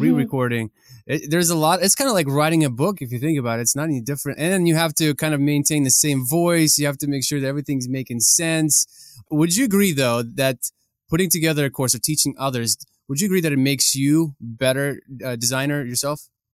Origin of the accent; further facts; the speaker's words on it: Ukraine; moved away; my country, Ukraine